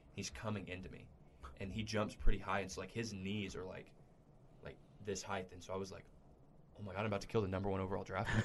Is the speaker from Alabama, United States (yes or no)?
no; Midland, Texas, United States; I'm from Midland and we have the Double A affiliate for the A's